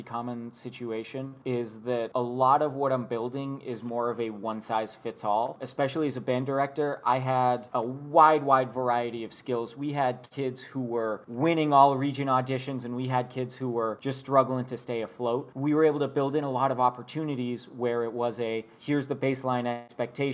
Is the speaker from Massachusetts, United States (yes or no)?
yes; Boston, Massachusetts, United States; moved away as an adult; also born or lived in Bastrop, Texas; I grew up in Boston, Massachusetts